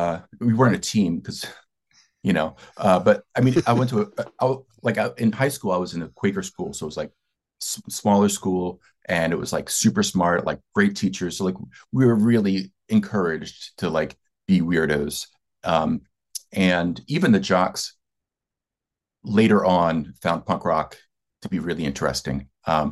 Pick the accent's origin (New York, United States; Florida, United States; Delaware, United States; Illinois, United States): Delaware, United States; Delaware is part of the tri-state area in Philly. So, you know, New Jersey, Pennsylvania, and Delaware. And I grew up on … was the hometown hero.